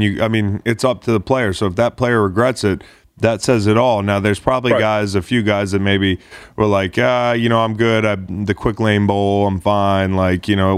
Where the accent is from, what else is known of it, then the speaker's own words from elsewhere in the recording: Charlottesville, Virginia, United States; I grew up in Charlottesville